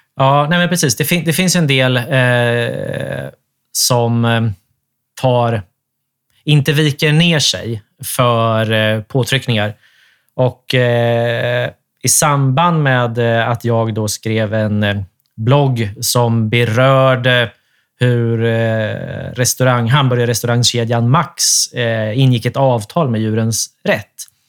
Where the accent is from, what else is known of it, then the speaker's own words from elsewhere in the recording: Sweden; Vi är ju svenskar allesammans